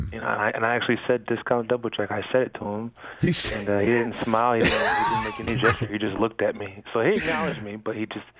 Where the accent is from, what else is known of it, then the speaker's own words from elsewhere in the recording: New York, United States; I'm from New York, and I started my career in New England.